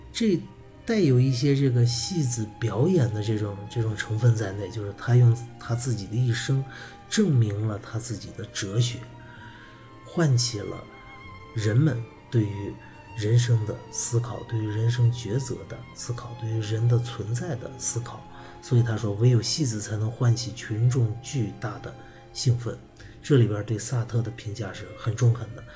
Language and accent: Chinese; China; 我们中国人依然把孔子当作自己人生的典范